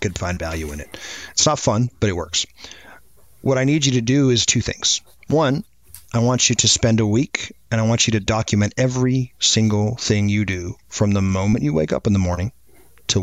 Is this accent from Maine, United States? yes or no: yes; Maine, United States; now in Atlanta, United States; I grew up in Maine